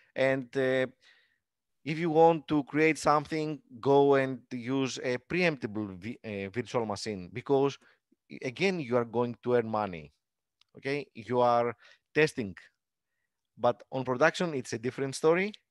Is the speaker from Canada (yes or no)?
no; Greece; English is a second language; attend the meetups in my hometown.